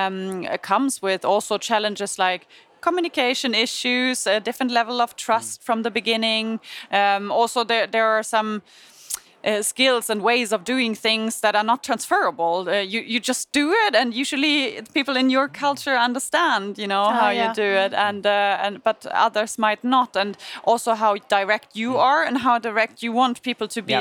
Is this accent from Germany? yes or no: yes; Germany; English is a second language; moved away as an adult; now in Sweden; I come from Germany